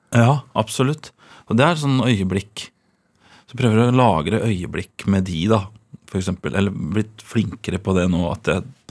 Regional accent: Trøgstad, Østfold, Norway; also born or lived in Ørje; Vokste opp i Trøgstad. I Båstad i Trøgstad.

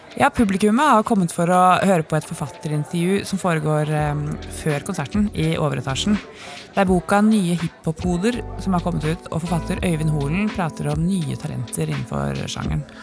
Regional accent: Oslo, Norway; Jeg vokste opp på Kampen, samme sted som et par av de seks gutta kommer fra

